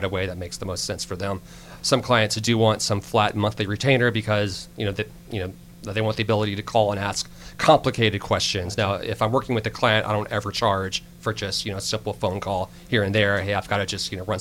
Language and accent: English; Alabama, United States; moved away; I'm actually originally from Alabama